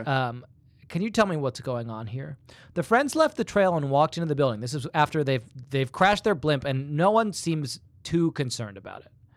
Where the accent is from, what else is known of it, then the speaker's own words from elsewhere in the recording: England, United Kingdom; moved away; when I was a, a very young boy, um, growing up in England